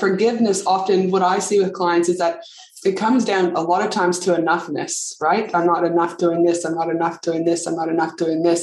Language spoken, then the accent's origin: English; Canada; moved away; tuning in all the way from my home country, Canada